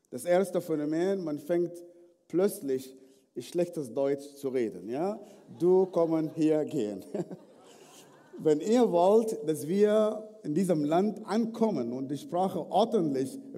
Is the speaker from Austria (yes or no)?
no; Sudan; Ich bin im Sudan geboren, aufgewachsen in einer nicht christlichen Familie.